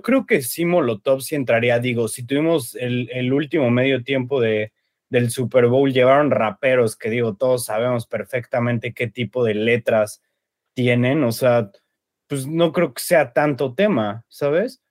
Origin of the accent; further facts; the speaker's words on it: Mexico; muchos mexicanos adoptamos mucha cultura americana